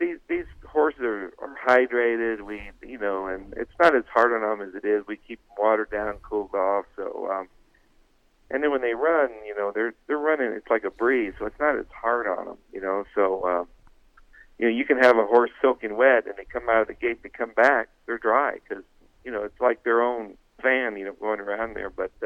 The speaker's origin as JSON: {"language": "English", "town": "Nogales", "region": "Arizona", "country": "United States", "tie": "born or raised there", "said": "I grew up in Nogales, Arizona, you know, a big Catholic family, there were seven of us"}